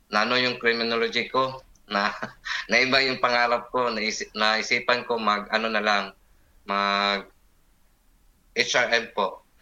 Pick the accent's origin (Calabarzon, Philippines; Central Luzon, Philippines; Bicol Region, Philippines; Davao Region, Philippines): Davao Region, Philippines; Davao City; also born or lived in Bohol; laking Davao City. Pero pinanganak ako sa Bohol. Ah. But dito na ako sa Davao lumaki.